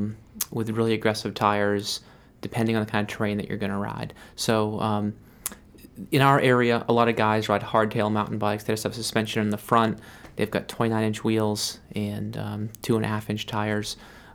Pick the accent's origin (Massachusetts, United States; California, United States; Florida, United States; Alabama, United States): Massachusetts, United States; So I came from Western Mass, where there were trails everywhere and young people, and it was really vibrant outdoor community, And I moved to Maine